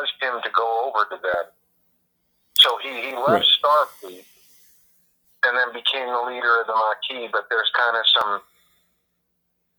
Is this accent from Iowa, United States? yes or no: yes; Iowa, United States; moved away as an adult; now in Las Vegas, United States; I'm born and raised in Iowa, and on the Indian settlement in Iowa for the Meskwaki Nation. I live in Las Vegas now